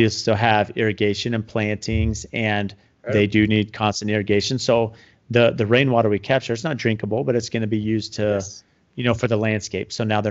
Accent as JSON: {"language": "English", "town": "San Diego", "region": "California", "country": "United States", "tie": "born or raised there", "moved": "yes", "lives_now": "Phoenix, United States", "said": "I grew up in San Diego, you know, before moving to Phoenix."}